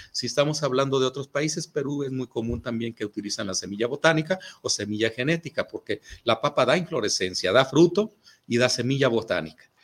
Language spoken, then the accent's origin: Spanish; Mexico; nosotros como mexicanos